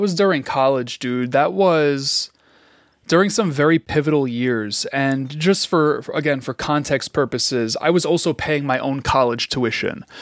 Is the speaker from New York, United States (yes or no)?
yes; New York City, New York, United States; growing up in Queens